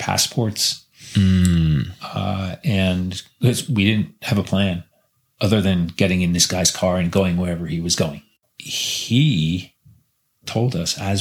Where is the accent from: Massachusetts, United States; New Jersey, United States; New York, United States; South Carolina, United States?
New Jersey, United States; moved away as an adult; also born or lived in Fukushima, Japan; now in Matsumoto, Japan; back to my hometown. Back to New Jersey.